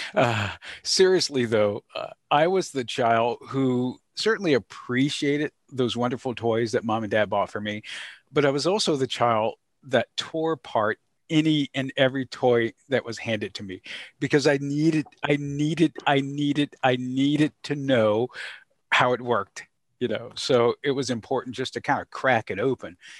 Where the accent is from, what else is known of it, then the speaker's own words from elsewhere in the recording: Georgia, United States; growing up in the South, thinking concretely about things that were discussed at the dinner table, interactions with mom and dad and some of the challenges. Uh, and, and by the South, I, uh, reference to the beautiful state of Georgia